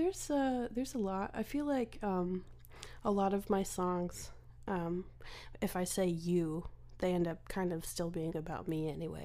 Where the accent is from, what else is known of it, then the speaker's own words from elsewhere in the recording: Phoenix, Arizona, United States; also born or lived in Nashville; I've been going back and forth between Phoenix and Nashville for pretty much my whole life.